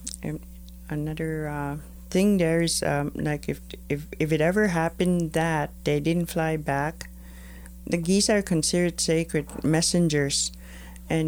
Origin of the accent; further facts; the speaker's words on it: Maskwacis, Alberta, Canada; I teach syllabics and I am from Maskwitchase